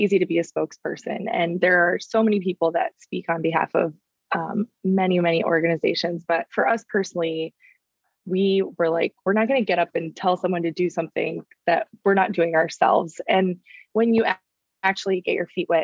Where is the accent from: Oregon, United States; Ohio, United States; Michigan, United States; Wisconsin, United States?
Ohio, United States; Northeast; moved away; growing up in Northeast Ohio, the Midwest